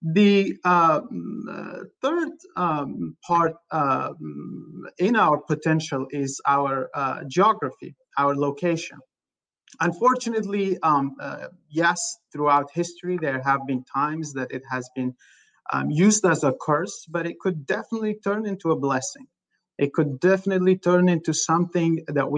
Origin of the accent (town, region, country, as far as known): Afghanistan; now in Los Angeles, United States